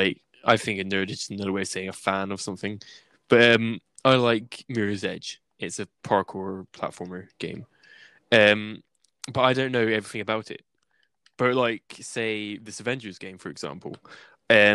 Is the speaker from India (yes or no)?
no; England, United Kingdom; accent: English; I'm English